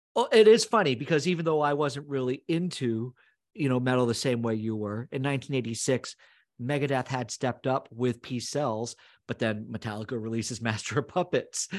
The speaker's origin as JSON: {"language": "English", "region": "Northern Vermont", "country": "United States", "tie": "born or raised there", "said": "growing up in Northern Vermont, a lot of us went to the Montreal Forum"}